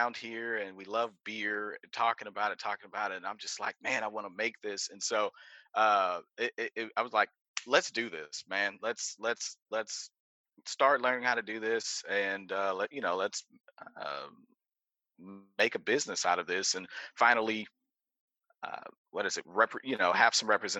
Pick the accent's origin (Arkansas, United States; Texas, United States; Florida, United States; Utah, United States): Texas, United States; Houston; we're born and raised in Houston